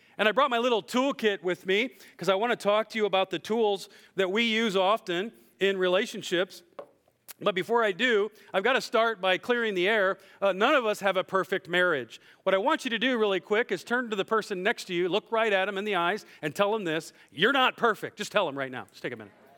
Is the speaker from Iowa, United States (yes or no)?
yes; Iowa, United States; I'm from Iowa